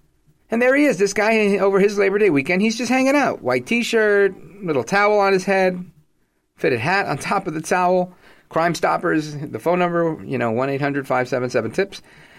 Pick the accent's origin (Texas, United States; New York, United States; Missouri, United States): New York, United States; New York City; being a New Yorker